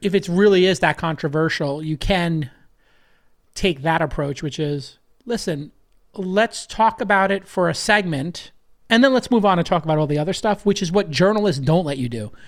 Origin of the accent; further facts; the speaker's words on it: New York City, New York, United States; growing up in Brooklyn